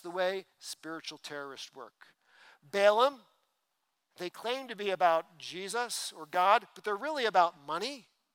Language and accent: English; East Coast, United States; moved away; I grew up on the East Coast